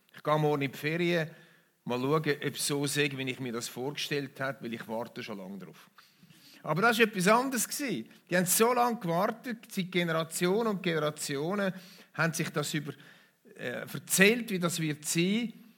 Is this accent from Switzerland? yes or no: yes; Switzerland; bei uns in der Schweiz